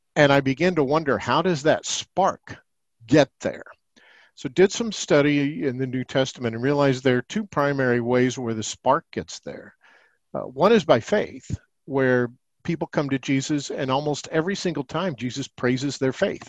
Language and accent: English; Indianapolis, Indiana, United States; also born or lived in Ohio; I was born in Indianapolis, Indiana